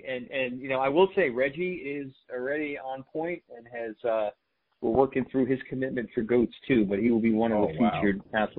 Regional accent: New York City, New York, United States; we grew up in the Bronx

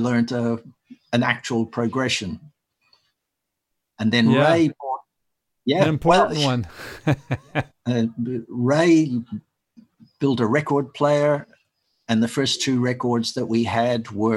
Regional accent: Perth, Western Australia, Australia; also born or lived in Ireland; I grew up in Perth. We emigrated from Ireland to Perth when I was about 8.

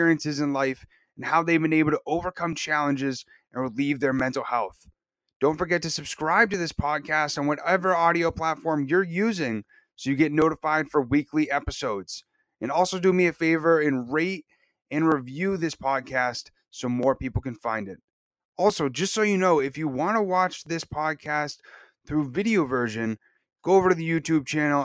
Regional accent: New Hampshire, United States; I'm from New Hampshire, so I'm up in the cold country

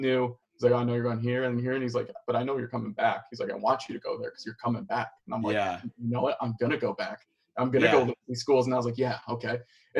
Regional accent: Chicago, Illinois, United States; moved away as an adult; also born or lived in Michigan; I'm from Chicago, my uncle played at Illinois.

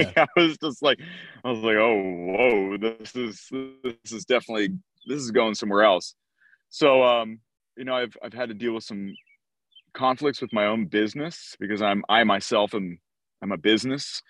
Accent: outside of Philadelphia, New Jersey, United States; I grew up in South Jersey, outside of Philadelphia

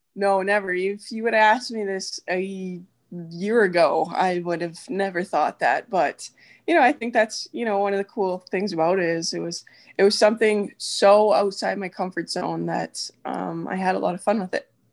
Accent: Edmonton, Alberta, Canada; moved away as an adult; now in Ohio, United States; born and raised in Edmonton, Alberta, um, but now married to an American boy, and, uh, we live in Ohio

